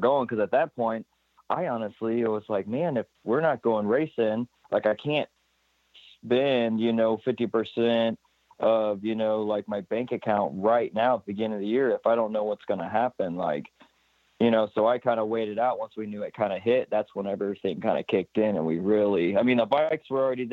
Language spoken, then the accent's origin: English; Alton, Illinois, United States; I'm in Alton, Illinois. I'm in my hometown.